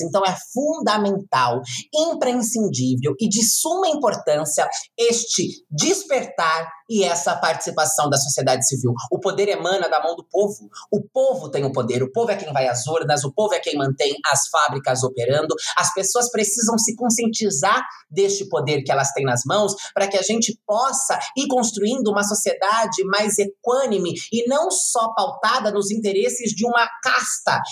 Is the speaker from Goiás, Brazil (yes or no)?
no; Itu, São Paulo, Brazil; no bairro onde eu cresci, na periferia de Itu